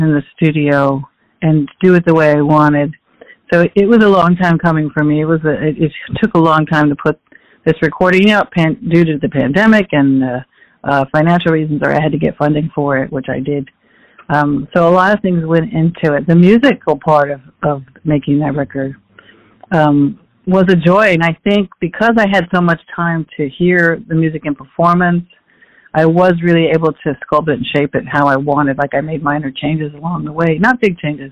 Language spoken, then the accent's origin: English; Phoenix, Arizona, United States; moved away as an adult; now in New York, United States; I was born in Phoenix, Arizona. I grew up in a Mexican-American family